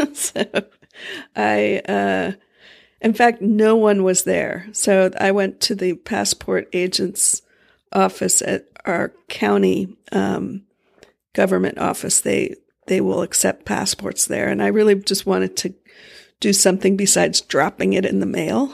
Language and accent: English; Florida, United States; moved away; we grew up in Florida